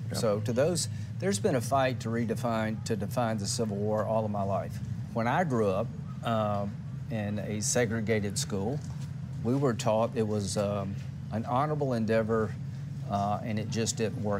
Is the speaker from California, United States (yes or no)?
no; South Carolina, United States; I'm from South Carolina.